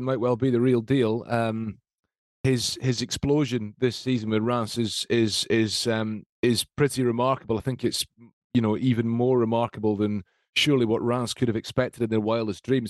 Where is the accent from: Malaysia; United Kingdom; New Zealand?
United Kingdom; Scotland; I say this as a Scot, I say this as a Scotsman